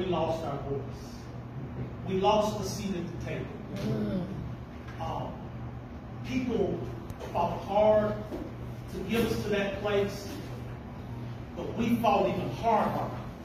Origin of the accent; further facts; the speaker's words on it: Clanton, Alabama, United States; I grew up right here in Clinton. I grew up in the West End